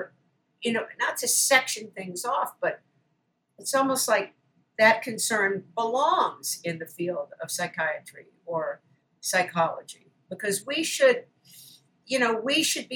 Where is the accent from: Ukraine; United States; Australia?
United States; Baltimore, Maryland; moved away; my hometown, Baltimore